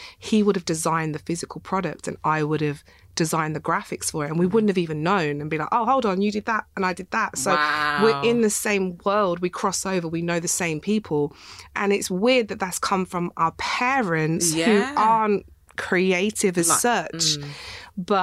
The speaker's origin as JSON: {"language": "English", "town": "Coventry", "region": "West Midlands", "country": "United Kingdom", "moved": "as an adult", "lives_now": "London, United Kingdom", "said": "I'm from Coventry originally. I moved to London 12 years ago"}